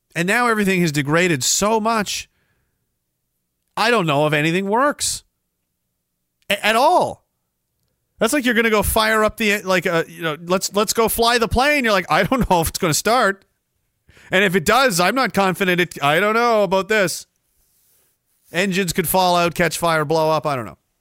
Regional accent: Canada; parts of the town I grew up in were literally physically built by members of my family.

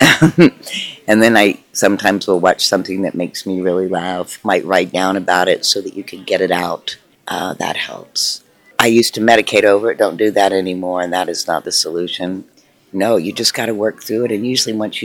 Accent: Tennessee, United States; moved away; I grew up in Tennessee, which is quite a red state, and I think about relocating back there as I get older

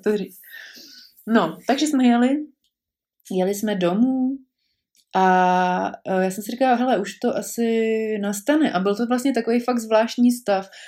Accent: Prague, Czechia; moved away as an adult; já jsem byla hrdá pražačka a e, narodila jsem se tam, s mým mužem jsme tam žili většinu, vět, velkou část našeho života

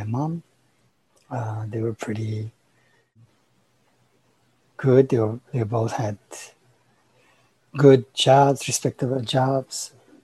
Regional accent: Romania; now in United States; I was born in Romania and during communist time. So that was an interesting time. As a child, there was a lot of freedom.

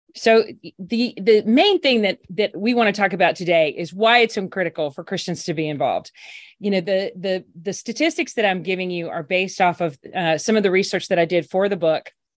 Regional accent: Alabama, United States; also born or lived in Washington; came back to my home state of Alabama

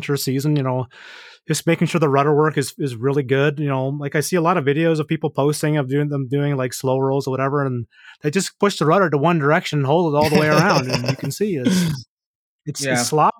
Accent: Canada; me being Canadian

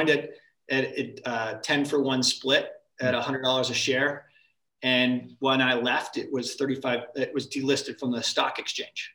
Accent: Connecticut, United States; moved away as an adult; also born or lived in Massachusetts; I grew up in Connecticut.

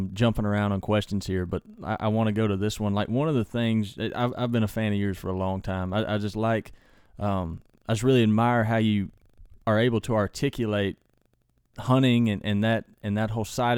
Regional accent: Southeast, United States; I grew up in the Southeast

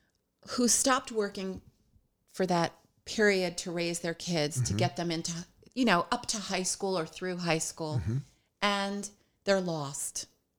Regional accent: New York, United States; now in Hoboken, United States; But that's true. We are former New Yorkers.

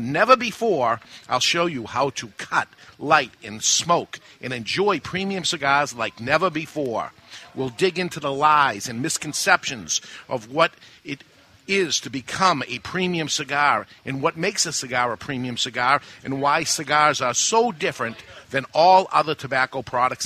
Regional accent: Massachusetts, United States; growing up in Massachusetts my whole life

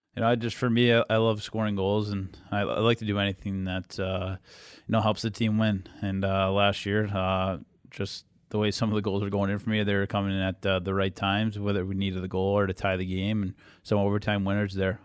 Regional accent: Boston, Massachusetts, United States; moved away; growing up in the Boston area and being a Bruins fan growing up

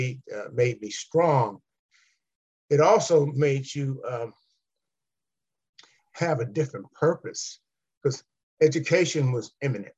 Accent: Los Angeles, California, United States; Collette and I grew up in Southern League in Los Angeles.

